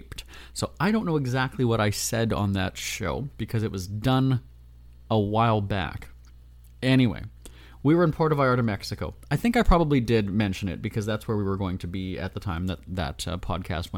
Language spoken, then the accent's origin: English; Winnipeg, Manitoba, Canada; moved away; my hometown of Winnipeg in Canada